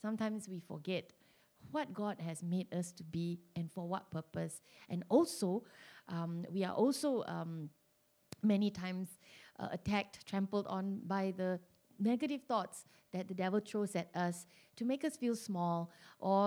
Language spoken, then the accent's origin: English; Malaysia; being Malaysian